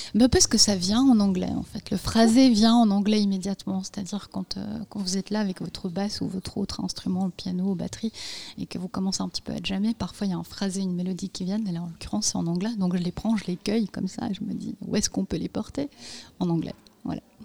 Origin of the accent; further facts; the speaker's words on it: Bosnia & Herzegovina; moved away; j'en parle une, puisque je suis née en Bosnie-Herzégovine